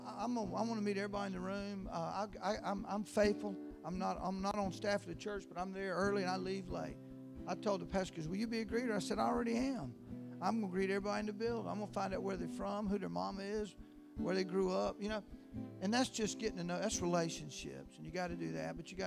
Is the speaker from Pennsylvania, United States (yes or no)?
no; Live Oak, Florida, United States; also born or lived in Valdosta, Georgia; I grew up in a little town called Live Oak, Florida. I was born and raised there